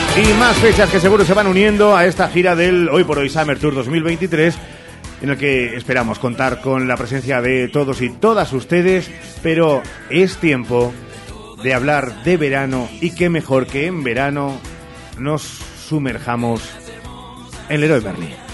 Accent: Spain; los españoles seguimos siendo muy españoles

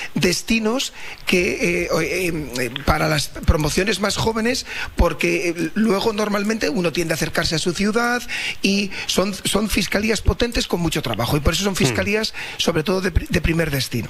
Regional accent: Valladolid, Castile and León, Spain; moved away as an adult; now in Sabadell, Spain; yo también soy nacido en Valladolid

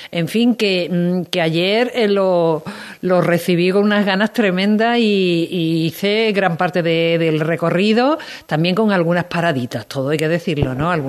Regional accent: Saltera, Andalusia, Spain; ya voy a hablar de mi pueblo, voy a hablar de Saltera

